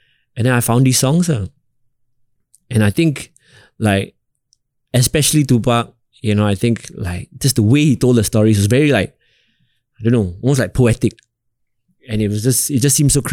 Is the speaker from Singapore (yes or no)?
yes; Singapore; I'm a rapper from Singapore.